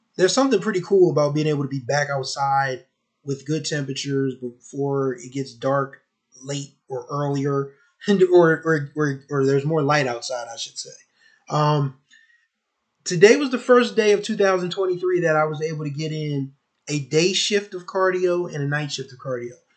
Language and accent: English; Wilmington, Delaware, United States; my hometown of Wilmington, Delaware